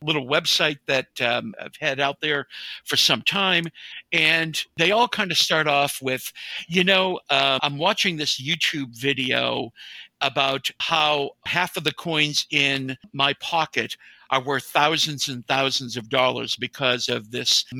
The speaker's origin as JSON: {"language": "English", "region": "New England", "country": "United States", "moved": "yes", "said": "I was originally from New England"}